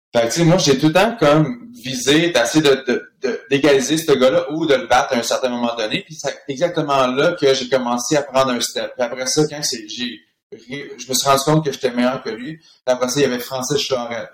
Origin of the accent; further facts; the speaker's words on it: Villemontel?, Quebec, Canada; moved away as an adult; also born or lived in Switzerland; j'ai grandi dans un espèce de duplex à ville le monde